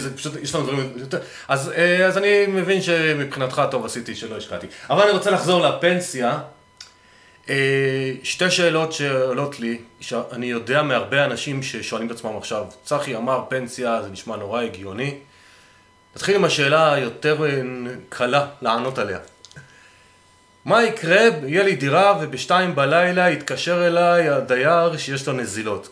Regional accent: Northern Israel, Israel

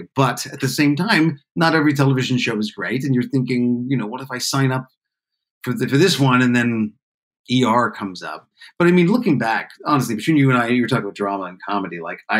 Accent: Canada; I was just down from Canada. I didn't know that many people.

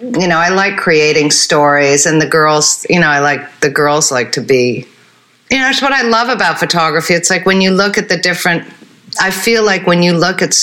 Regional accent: Switzerland; I grew up in Switzerland.

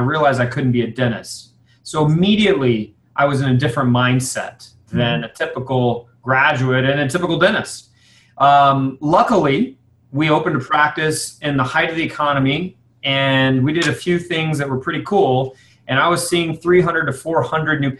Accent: San Antonio, Texas, United States; my hometown of San Antonio

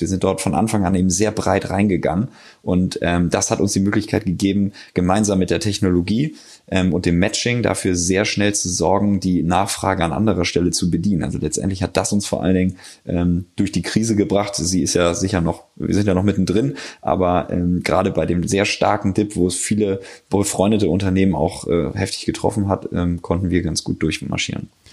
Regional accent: Hamburg, Germany; moved away as an adult; also born or lived in Passau / Cologne; now in Berlin, Germany; Ich komme ursprünglich aus Hamburg, bin jetzt aber seit ungefähr fünf Jahren in Berlin

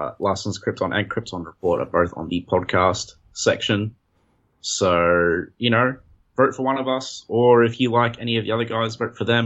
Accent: Australia

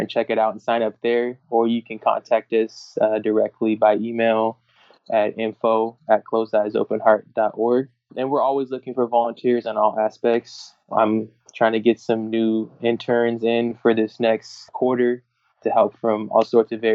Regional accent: Orange County, California, United States; I grew up in Orange County

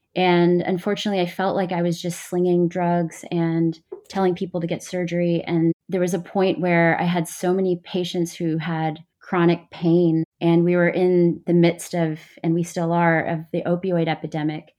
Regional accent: Texas, United States; moved away as an adult; now in New York, United States; a brown girl who grew up with immigrant parents in texas in a really white community

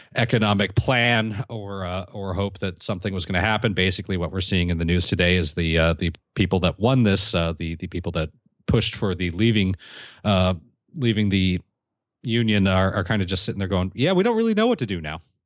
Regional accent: California, United States; my home state of California.

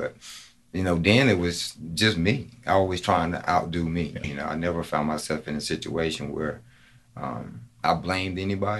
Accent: Greenville, United States; I was from Greenville

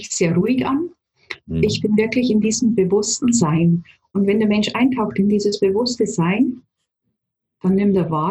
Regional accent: Bavaria, Germany; born there; Also ich lebe in Niederbayern, bin in mhm. Niederbayern auch geboren, komme aus einer Familie, habe einen Bruder

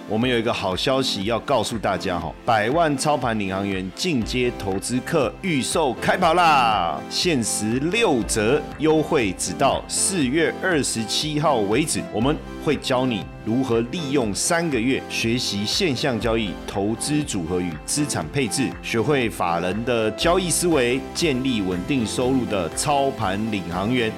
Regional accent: Taiwan; 小时候也是在家里都讲讲台语啊，然后跟我奶奶也都讲台语啊

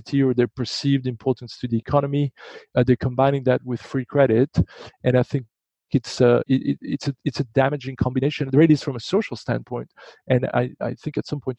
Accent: Belgium; moved away; I'm from Belgium

